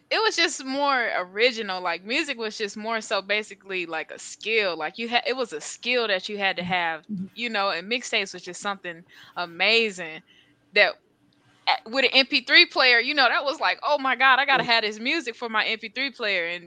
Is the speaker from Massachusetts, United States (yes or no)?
no; North Carolina, United States; she's from North Carolina. I'm from North Carolina.